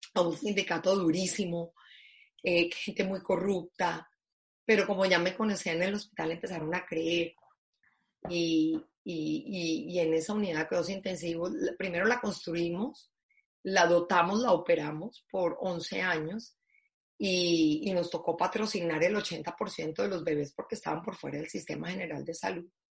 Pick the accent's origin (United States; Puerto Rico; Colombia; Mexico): Colombia; como decimos en Colombia